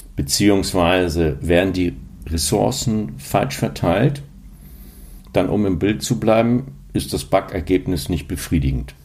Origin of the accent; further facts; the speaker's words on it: Hamburg, Germany; die ein bisschen länger in Hamburg leben oder wie ich, da hier geboren wurde